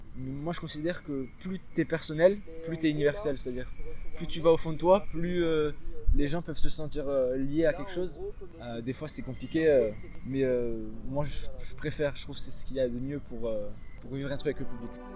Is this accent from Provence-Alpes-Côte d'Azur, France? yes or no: yes; Marseille, Provence-Alpes-Côte d'Azur, France; moved away as an adult; now in Nice, France; Je suis pas niçois de base, moi je viens de Marseille. J'ai grandi là-bas depuis que j'ai 6 ans.